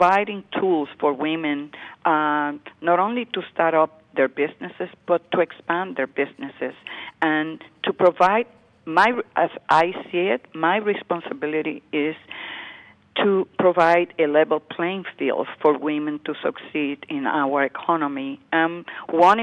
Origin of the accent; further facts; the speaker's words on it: Puerto Rico; moved away as an adult; now in New York, United States; I grew up in Puerto Rico